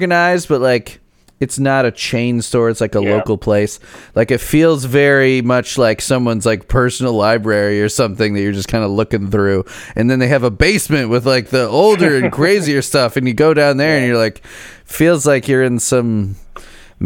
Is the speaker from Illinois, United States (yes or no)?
yes; Chicago suburbs, Illinois, United States; now in Indiana, United States; I grew up in the Chicago suburbs